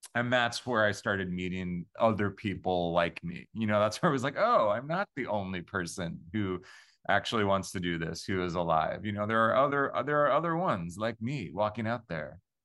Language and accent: English; Long Island, New York, United States; I'm from Long Island, New York